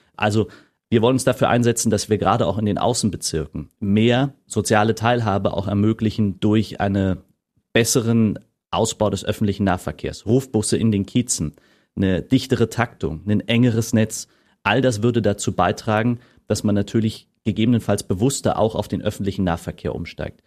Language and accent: German; Berlin, Germany; ich bin im Malzdorf aufgewachsen